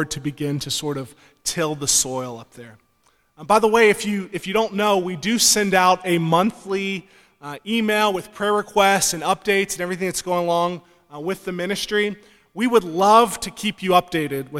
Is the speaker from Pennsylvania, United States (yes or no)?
no; Georgia, United States; moved away; I'm from Georgia originally